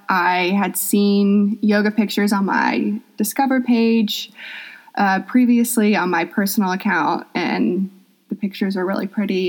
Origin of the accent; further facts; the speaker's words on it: Atlanta, Georgia, United States; I'm from Atlanta, Georgia. Um, I've lived there my whole life